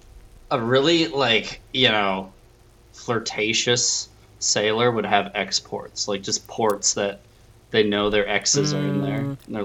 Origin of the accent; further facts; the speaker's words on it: Chicago and Iowa, Midwest, United States; now in Seattle, United States; I grew up split between Chicago and Iowa.